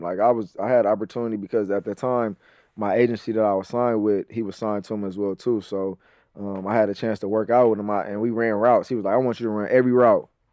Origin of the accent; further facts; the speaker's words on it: Los Angeles, California, United States; I grew up, like you said, Crenshaw, South Central